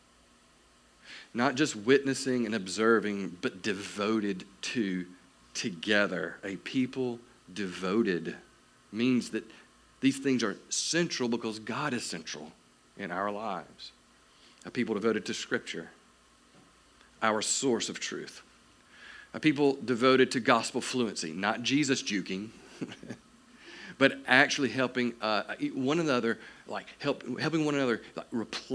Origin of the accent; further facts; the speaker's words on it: South Georgia, United States; I am from South Georgia